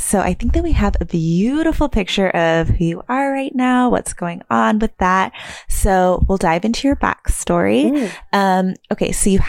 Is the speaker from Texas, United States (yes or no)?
yes; Keller, Texas, United States; now in New York, United States; whenever I tell people I'm from Texas, I was like, oh, you don't really have an accent. Like, I feel like Keller was very, like, neutral on the Texas.